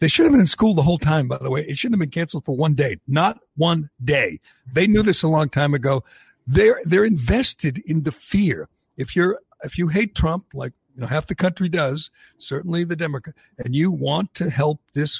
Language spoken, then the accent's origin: English; Massachusetts, United States; I grew up in Massachusetts